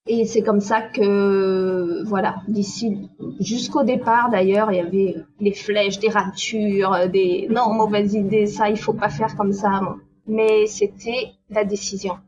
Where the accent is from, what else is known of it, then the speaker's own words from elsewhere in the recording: Nîmes, Occitania, France; moved away as an adult; also born or lived in Paris; now in Manhattan Beach, United States; je suis née à Nîmes, donc dans le sud. À 19 ans, je suis partie vivre à Paris